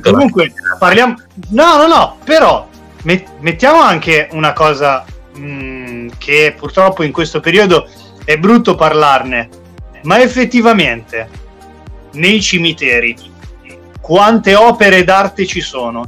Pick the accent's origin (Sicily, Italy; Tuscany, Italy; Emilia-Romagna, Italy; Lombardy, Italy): Lombardy, Italy; Milan; da milanese